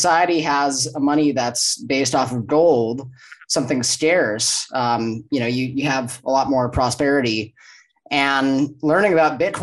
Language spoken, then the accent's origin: English; Los Angeles, California, United States; moved away as an adult; now in Mexico; I'm from Los Angeles, born and raised, grew up there, and joined the Marine Corps at 17 years old